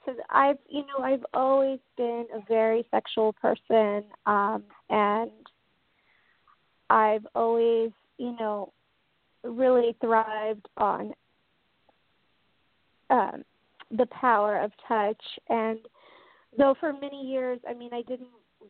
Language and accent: English; Tampa Bay area, Florida, United States; moved away as an adult; now in San Francisco, United States; I grew up in the Tampa Bay area of Florida